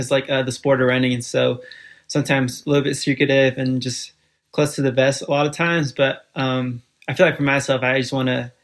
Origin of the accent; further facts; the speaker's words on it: Fairfield, California, United States; first language Spanish; English is a second language; also born or lived in Guatemala City, Guatemala / Bronx, New York City; we moved out to Fairfield, California at the age of 4. And kind of how it played out, just growing up in Fairfield, California